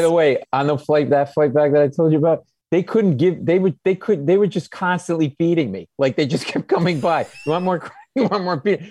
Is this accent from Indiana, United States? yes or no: no; Providence, Rhode Island, United States; now in New York, United States; I grew up in Providence.